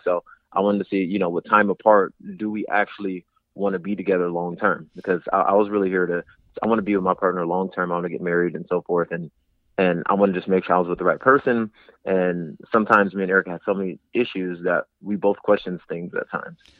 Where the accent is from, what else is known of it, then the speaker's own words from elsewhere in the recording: San Diego, California, United States; I'm from San Diego, California, born and raised